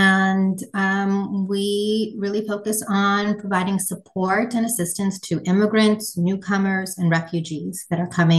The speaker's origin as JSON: {"language": "English", "town": "Toronto", "region": "Ontario", "country": "Canada", "also_born_or_lived": "New York", "moved": "yes", "said": "I'm from Toronto originally."}